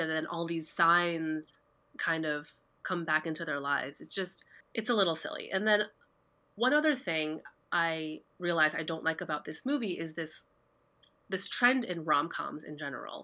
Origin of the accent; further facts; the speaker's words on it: New Jersey, United States; you and I, we grew up in New Jersey